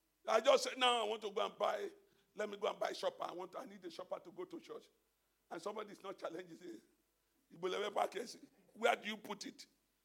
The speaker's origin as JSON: {"language": "English", "country": "Nigeria", "said": "Let me leave Nigeria. You know, I came from Nigeria. I went to Dubai."}